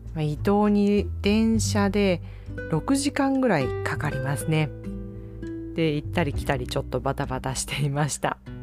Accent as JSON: {"language": "Japanese", "region": "Kyushu", "country": "Japan", "tie": "born or raised there", "moved": "yes"}